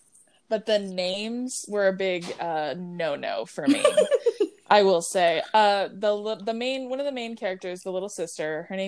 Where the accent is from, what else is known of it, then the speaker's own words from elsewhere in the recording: California, United States; I guess it's obvious that we were raised in California. We were born and raised in California. Mm-hmm. So, I mean, we grew up with Samoan family